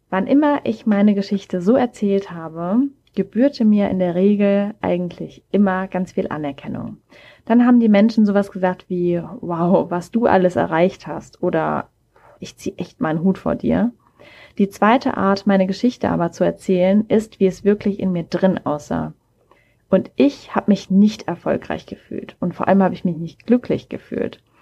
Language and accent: German; Mannheim, Baden-Württemberg, Germany; born there; now in Hamburg, Germany; Ich komme gebürtig aus Mannheim, wohne mittlerweile aber im wunderschönen Hamburg